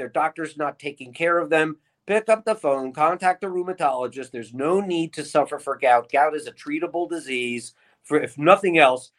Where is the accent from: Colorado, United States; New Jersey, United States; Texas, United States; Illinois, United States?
New Jersey, United States; Long Branch; now in Hollywood, Florida, United States; A Jersey Shore, Long Branch, Asbury Park, ….